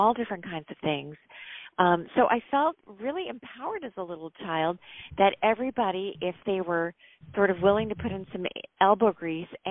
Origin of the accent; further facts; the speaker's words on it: Connecticut, United States; we grew up in Connecticut